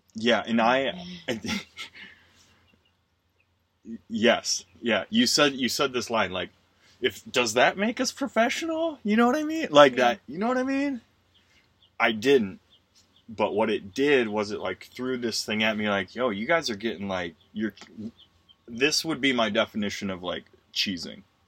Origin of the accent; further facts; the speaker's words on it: Wisconsin, United States; the house I grew up in in Wisconsin